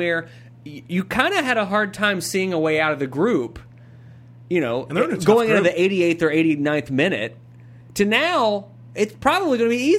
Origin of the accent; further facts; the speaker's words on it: United States; as an American through and through